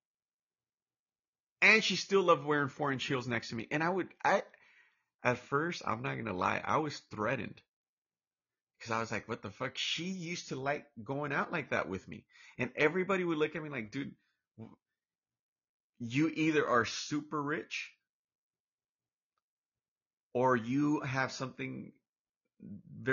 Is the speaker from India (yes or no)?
no; Orange, California, United States; also born or lived in Mexico / Lake Chapala, Jalisco, Mexico; I'm from Orange, California, Orange County, California, and I got a little bit of an accent. And I was raised here all my entire life, pretty much. I mean, my first few years I was in Mexico, but that was like first 5, 6 years